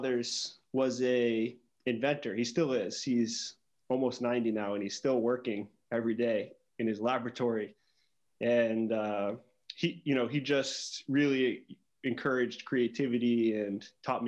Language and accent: English; Maine, United States; I grew up in Maine in a small town